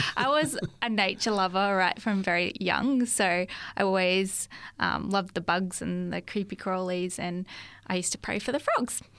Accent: Brisbane, Queensland, Australia; moved away as an adult; now in Lake Macquarie, Australia; I was born in Brisbane.

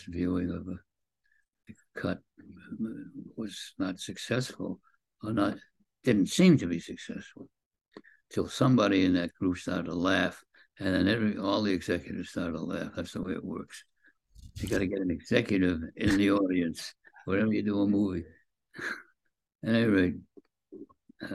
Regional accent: Boston, Massachusetts, United States; moved away; I was a kid from Boston.

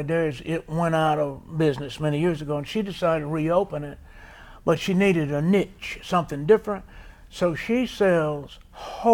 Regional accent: Oak Grove, Alabama, United States; also born or lived in Sylacauga, Alabama; born in the Sylacauga Hospital, now the Coosa Valley Medical Center

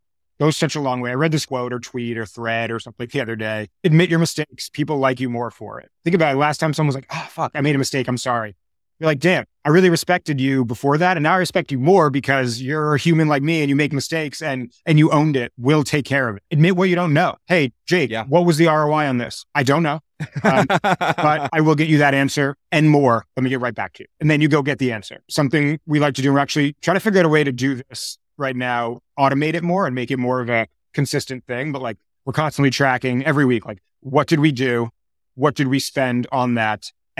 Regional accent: New York, United States; also born or lived in Boulder, Colorado; I grew up in New York. I've been in New York now a total of 21 or something years of my life.

